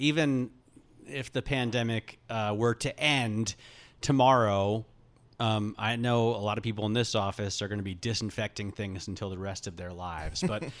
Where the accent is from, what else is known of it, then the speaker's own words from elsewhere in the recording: New York City, New York, United States; when I was a kid growing up here in New York City